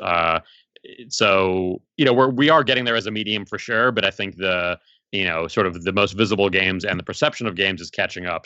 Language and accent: English; South Africa; now in United States; I was born in South Africa originally.